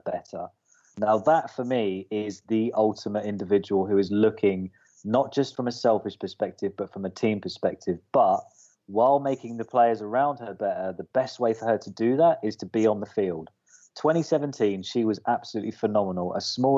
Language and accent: English; United Kingdom; as a Brit